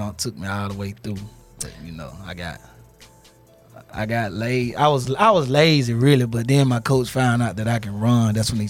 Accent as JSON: {"language": "English", "town": "Meridian", "region": "Mississippi", "country": "United States", "tie": "born or raised there", "moved": "yes", "said": "In Mississippi, Meridian, Mississippi."}